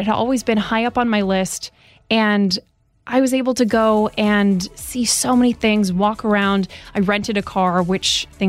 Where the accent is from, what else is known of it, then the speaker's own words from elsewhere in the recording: Lutry, Vaud, Switzerland; moved away; So I grew up in Lutry, which is a small town next to Lausanne in the French side